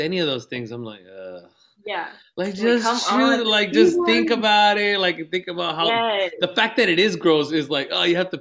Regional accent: National City, California, United States; I grew up in National City

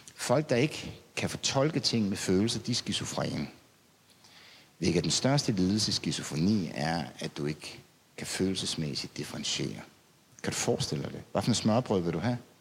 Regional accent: Denmark; jeg er provinsbo

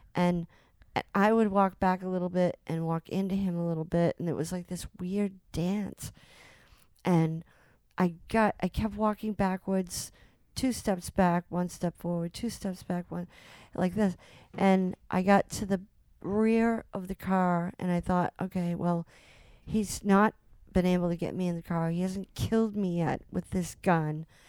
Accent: Salem, Massachusetts, United States; I grew up in Salem, Mass

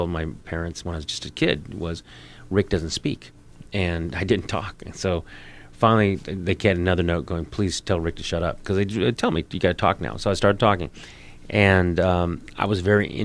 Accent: San Diego, California, United States; growing up in San Diego, Mexican-American, 15 miles from the border.

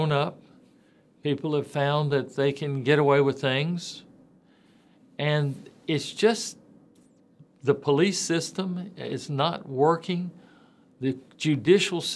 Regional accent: Memphis, Tennessee, United States; Growing up in Memphis area, you know, Tipton, Lauderdale, Shelby, Fayette County, I ran around a lot in the western Tennessee area

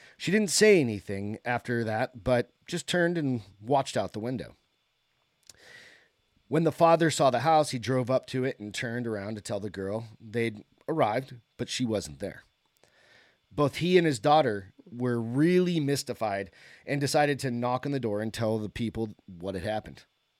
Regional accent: New Hampshire, United States; I have a growing up in New Hampshire, again, it was kind of a common thing

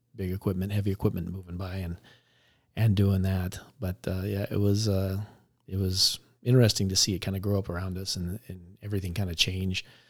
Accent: Tempe, Arizona, United States; I grew up in Tempe

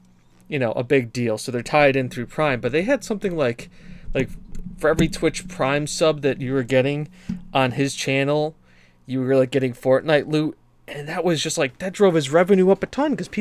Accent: United States; I'm American

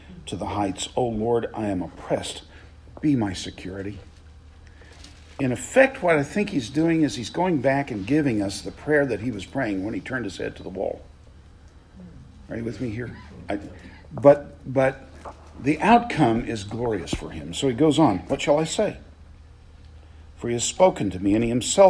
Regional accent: the South, Southern United States, United States; as a Southerner

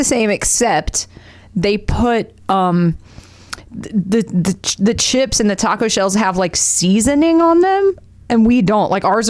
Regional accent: the South, United States; moved away as an adult; now in Los Angeles, United States; growing up in the South

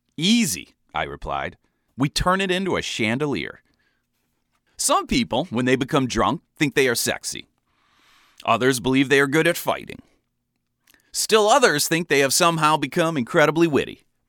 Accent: Ohio, United States; moved away as an adult; now in Chicago, United States; I was from Ohio originally, but had been in Chicago for a couple of years

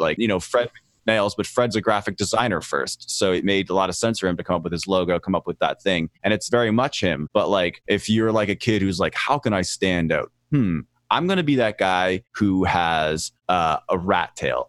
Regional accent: Lower Sackville, Nova Scotia, Canada; now in Los Angeles, United States; I grew up in a real slum called Lower Sackville.

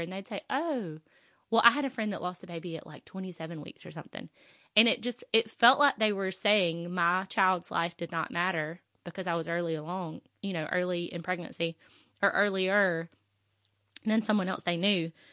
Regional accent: the South, United States; I'm from the South

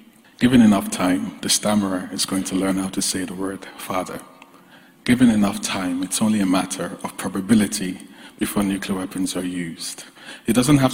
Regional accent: Nigeria; as a Nigerian myself, as someone who had grandparents that lived under essentially

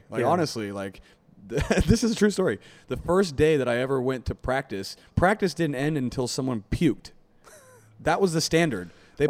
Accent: United States; I mean, I grew up wrestling in America

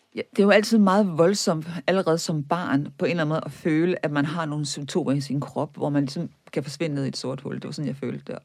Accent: Viborg, Central Denmark Region, Denmark; moved away; Jeg kommer fra Viborg, som var katolsk højborg i middelalderen

